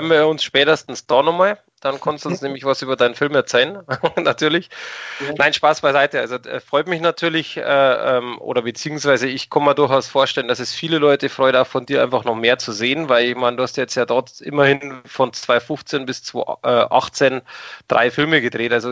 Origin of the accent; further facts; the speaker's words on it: Germany; Und Jetzt muss ich aber als Deutscher kurz unterbrechen. Also ähm, vielleicht ist die Sichtweise auch von mir anders wie von euch, aber für mich als Deutscher gibt es äh, definitiv Linz